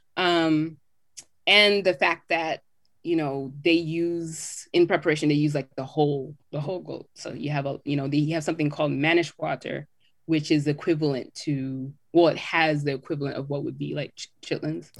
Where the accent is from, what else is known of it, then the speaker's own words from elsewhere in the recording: Southern California, United States; moved away as an adult; also born or lived in Jamaica; now in Atlanta, United States; growing up in Southern California